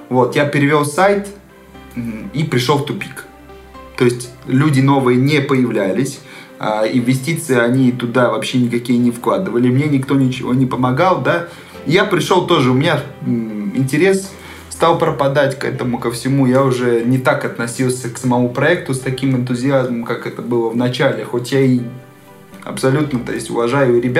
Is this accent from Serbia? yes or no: yes; Serbia; Ты откуда? Я из Сербии.